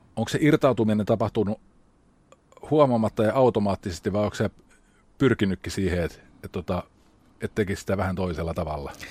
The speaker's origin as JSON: {"language": "Finnish", "town": "Rauma", "region": "Satakunta", "country": "Finland", "said": "Mä oon itse Raumalta"}